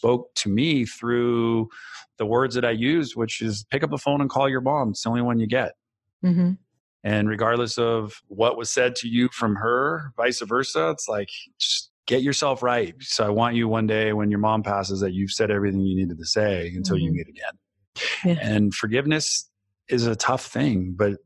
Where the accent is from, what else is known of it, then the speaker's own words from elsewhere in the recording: Bay Area, California, United States; I grew up in the Bay Area